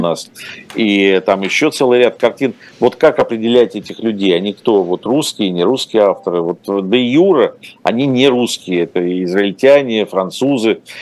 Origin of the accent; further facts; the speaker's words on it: Ukraine; moved away; also born or lived in Russia; родился и вырос в Украине